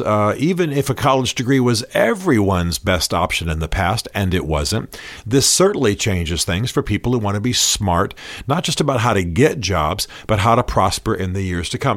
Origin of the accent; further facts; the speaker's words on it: Germany; now in United States; I grew up in Germany